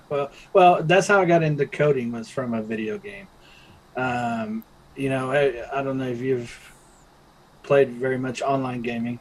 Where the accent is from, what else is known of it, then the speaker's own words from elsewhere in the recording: Oklahoma, United States; moved away as an adult; also born or lived in Davis Islands, Tampa, Florida; now in Melbourne, United States; I was actually born on Davis Island. That's over there off the coast of Tampa. Mm-hmm. Yeah, I was born there, but I grew up in Oklahoma.